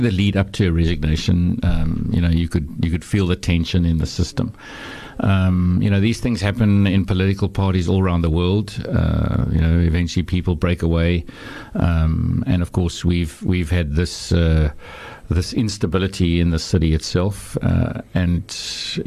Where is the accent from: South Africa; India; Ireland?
South Africa; Knysna, Western Cape; moved away as an adult; also born or lived in Claremont, Cape Town; now in Cape Town, South Africa; So I come from Knysna. Knysna is my hometown